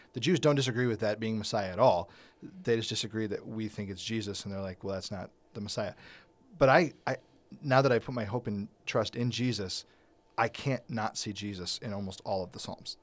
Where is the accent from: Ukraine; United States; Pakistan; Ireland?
United States; a white thirty-eight-year-old American who's never really lived outside of America